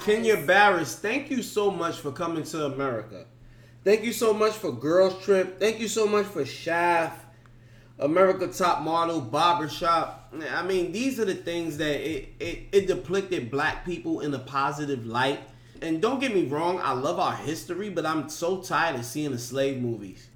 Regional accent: New York, United States; I'm from New York

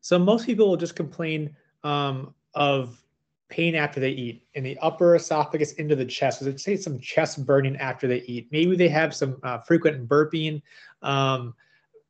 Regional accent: Midwest, United States; moved away as an adult; now in Richmond, United States; I'm from the Midwest, now I'm in Richmond here

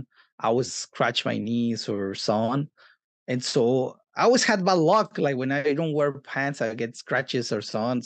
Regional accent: Mexico City, Mexico; now in Los Angeles, United States; I grew up in Mexico City, and then I moved into different places here and there around the area

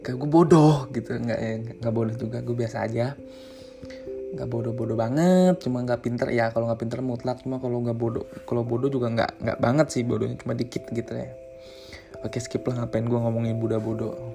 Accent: Rangkasbitung, Banten, Indonesia; Gua adalah orang Jawa yang lahir dan besar di Banten

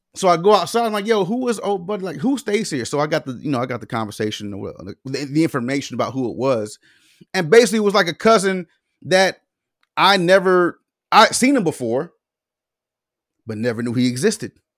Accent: the South, United States; we grew up in the South.

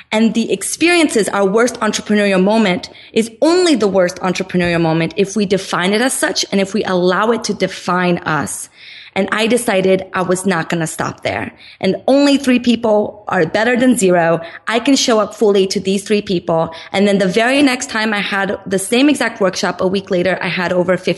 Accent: Brazil; now in Los Angeles, United States; I'm originally from Brazil, and my mom had no intention of moving to the United States.

